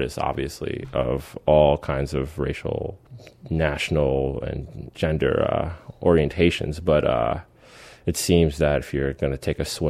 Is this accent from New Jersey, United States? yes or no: no; Spring Valley, New York, United States; moved away as an adult; also born or lived in Philadelphia; I'm from New York State, from a small town called Spring Valley.